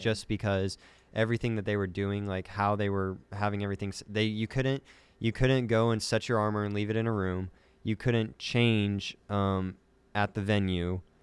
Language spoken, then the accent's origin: English; Kansas, United States; I'm from Kansas